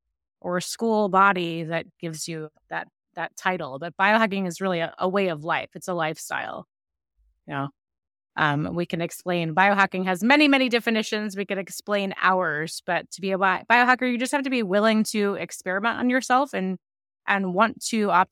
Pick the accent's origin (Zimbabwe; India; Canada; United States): United States; Maryland; now in New York City, United States; I live in New York City. We grew up in Maryland, but I've been in New York for over 20 years.